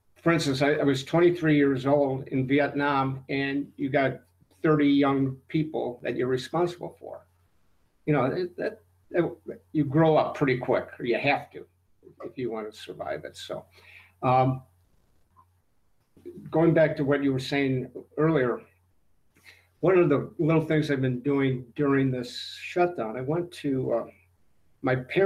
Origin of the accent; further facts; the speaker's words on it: Cleveland, Ohio, United States; I grew up in Cleveland, went to Ohio University